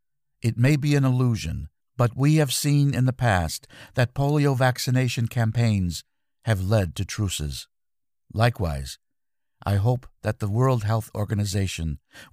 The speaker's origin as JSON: {"language": "English", "country": "Belgium", "said": "I'm from Kierbergen, Belgium, an asparagus-growing community."}